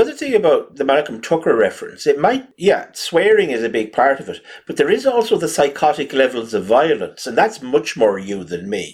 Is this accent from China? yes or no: no; East Coast of Ireland, Leinster, Ireland; accent: generic East Coast, Wexford; I always thought of my accent as sort of generic East Coast, sort of Wicklow, Wexford, Kilkenny